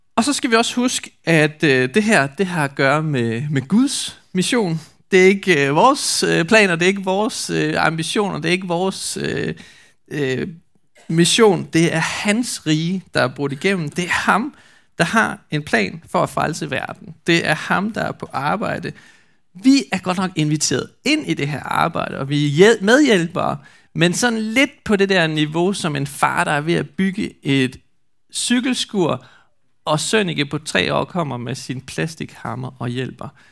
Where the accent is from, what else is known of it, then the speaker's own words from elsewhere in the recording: Skjern, Central Denmark Region, Denmark; hvor jeg kommer fra i Skjern